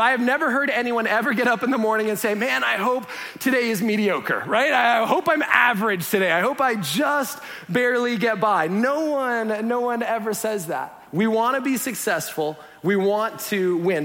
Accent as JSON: {"language": "English", "country": "Canada", "moved": "yes", "said": "being Canadian"}